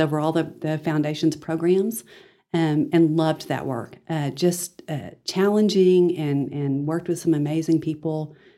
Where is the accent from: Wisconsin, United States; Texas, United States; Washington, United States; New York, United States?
Texas, United States; Dalhart; also born or lived in Amarillo, Texas; I am blessed to be a native of the Texas Panhandle. I was born here in Amarillo. Uh, when I was younger, I was able to spend elementary and junior high in Dalhart